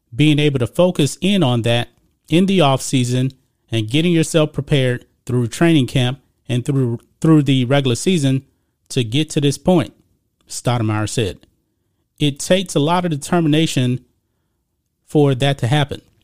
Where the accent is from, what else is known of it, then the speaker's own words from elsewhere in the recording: Beaumont, Texas, United States; I'm from Beaumont, Texas